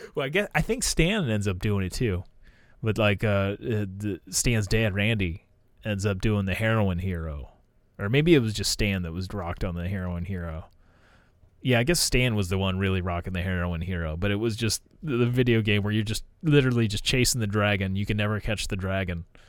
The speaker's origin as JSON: {"language": "English", "country": "United States", "said": "being an American"}